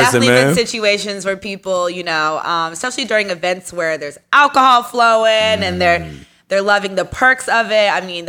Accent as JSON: {"language": "English", "town": "Ellicott City", "region": "Maryland", "country": "United States", "tie": "born or raised there", "also_born_or_lived": "Boston, Massachusetts", "moved": "yes", "lives_now": "Virginia, United States", "said": "I was born in Boston, raised in Maryland. Mm-hmm. Second half of being raised was in Virginia. And then I work in D.C."}